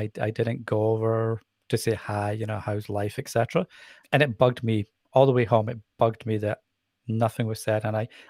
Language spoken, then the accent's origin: English; Edinburgh, Scotland, United Kingdom; accent: Scottish; now in England; So the funny thing is, I obviously have a Scottish accent. but I find it's a very soft accent compared to a lot of accents that you can hear. And I certainly had a stronger accent when I was younger in Edinburgh.